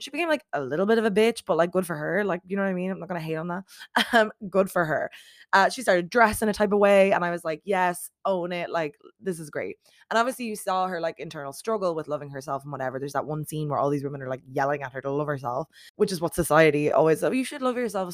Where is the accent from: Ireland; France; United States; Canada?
Ireland; As an Irish person